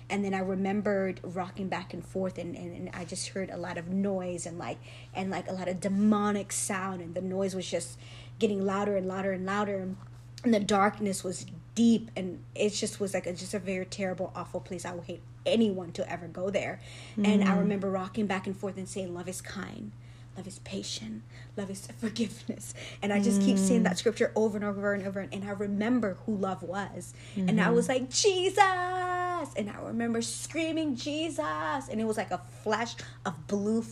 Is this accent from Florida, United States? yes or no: yes; Florida, United States; now in Charlotte, United States; So I live here in Charlotte, but I'm originally from Florida